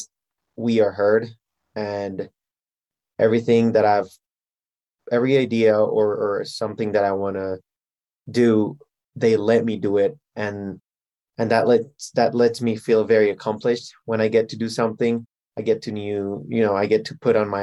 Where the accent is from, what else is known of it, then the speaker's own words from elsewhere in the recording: Guatemala; moved away as an adult; also born or lived in Minnesota, United States; now in Denver, United States; I was born here in Denver, and then I moved back to Guatemala, and I grew up all my life in Guatemala.